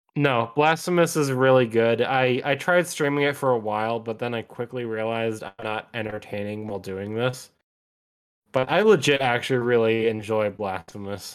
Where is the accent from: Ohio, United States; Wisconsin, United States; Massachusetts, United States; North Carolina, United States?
Wisconsin, United States; we're from Wisconsin